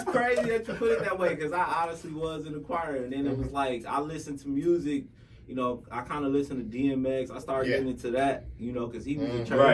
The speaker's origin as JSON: {"language": "English", "town": "Milwaukee", "region": "Wisconsin", "country": "United States", "tie": "born or raised there", "said": "I'm from Milwaukee, Wisconsin, born on the north side."}